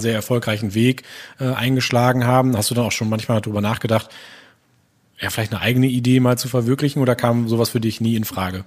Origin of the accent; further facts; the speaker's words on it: Gronau, North Rhine-Westphalia, Germany; now in Ochtrup, Germany; ich bin auch äh, gebürtiger Gronauer, wohne momentan in Ochtrup